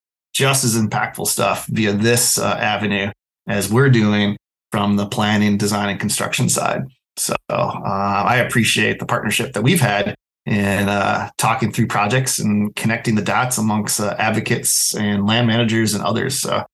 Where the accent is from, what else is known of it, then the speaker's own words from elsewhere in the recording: Wisconsin, United States; to have that happening in my home state is even more fulfilling